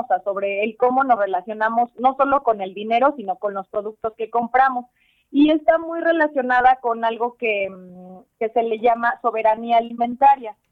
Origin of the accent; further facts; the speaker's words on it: Tlaxcala, Mexico; soy originaria de, de aquí de Tlaxcala, aunque crecí aquí en Tlaxcala